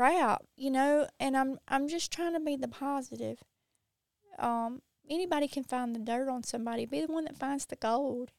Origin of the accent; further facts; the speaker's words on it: Mississippi, United States; accent: Mississippi accent; I'm from Mississippi